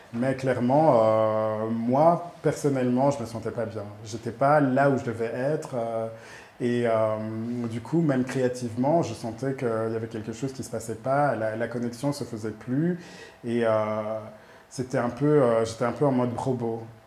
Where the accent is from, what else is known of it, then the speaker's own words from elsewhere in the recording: Brussels, Brussels-Capital Region, Belgium; moved away as an adult; also born or lived in Rwanda; now in Kigali, Rwanda; Je suis né au Rwanda. Mes parents, on a déménagé en Belgique quand j'avais 2 ans. Ouais. Donc, ouais, tout mon parcours, toute ma vie était, à Bruxelles, en Belgique